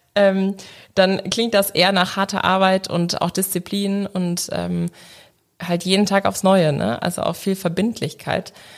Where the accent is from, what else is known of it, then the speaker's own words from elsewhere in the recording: Leverkusen, North Rhine-Westphalia, Germany; Ich komme aus Leverkusen